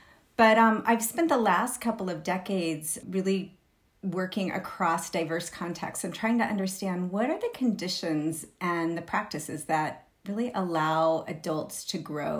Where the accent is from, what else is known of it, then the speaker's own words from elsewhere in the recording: Texas, United States; now in Berkeley, United States; I am a white woman born and raised in Texas. My entire family is from rural East Texas, very far from where I live now, which is in Berkeley, California, the unceded land of the Chichenyo-speaking Ohlone people.